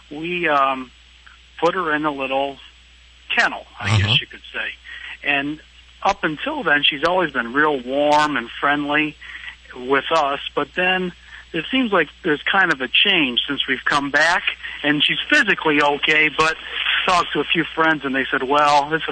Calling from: Detroit, Michigan, United States

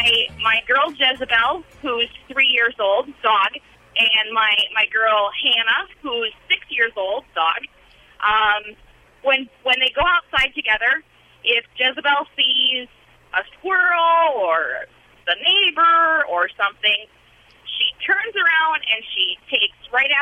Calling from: Wisconsin, United States

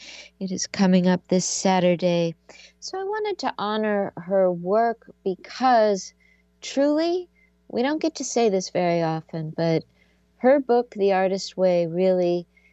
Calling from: Seattle, Washington, United States; she is coming to my hometown, Seattle, Washington. It's funny, I've lived in Seattle now long enough that I'm calling it my hometown, even though I wasn't born here, but this is my home

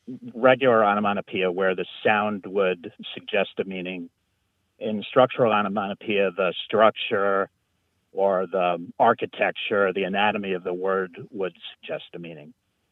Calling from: Elmira, New York, United States; I'm calling from Elmira, New York.

